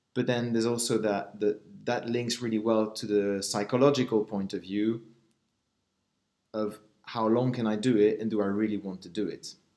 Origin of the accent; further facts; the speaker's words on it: Switzerland; I'm uh, Swiss